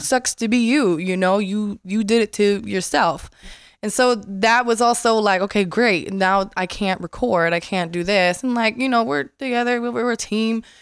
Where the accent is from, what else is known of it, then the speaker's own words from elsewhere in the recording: Las Vegas, Nevada, United States; moved away as an adult; also born or lived in Florida; moved to Vegas, and I'm from Vegas. I'm born and raised